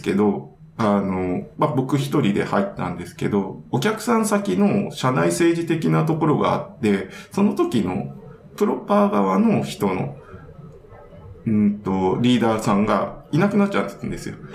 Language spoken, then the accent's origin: Japanese; Hokkaido, Japan; 北海道で育ってたんで